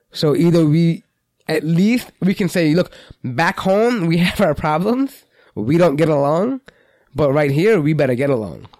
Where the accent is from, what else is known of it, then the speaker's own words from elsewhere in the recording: United States; we're American citizens